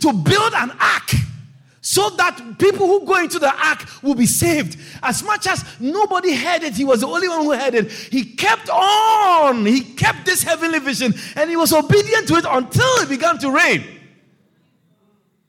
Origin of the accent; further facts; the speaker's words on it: Agogo, Ashanti, Ghana; moved away as an adult; also born or lived in Kumasi, Ghana; I come from Agogo in that Asante Achim. I was raised there, and I was raised in Kumasi also